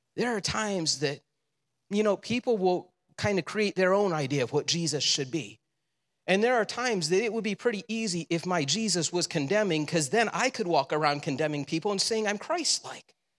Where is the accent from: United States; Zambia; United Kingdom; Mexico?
United States; Le Roy; I grew up in Leroy.